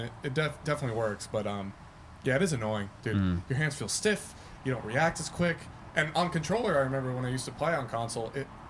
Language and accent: English; New York, United States; moved away; I'm from New York, so when I go visit New York